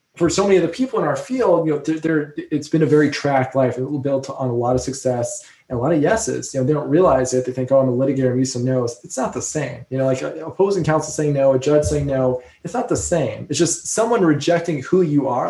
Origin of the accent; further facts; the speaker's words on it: New Jersey, United States; moved away; I was from New Jersey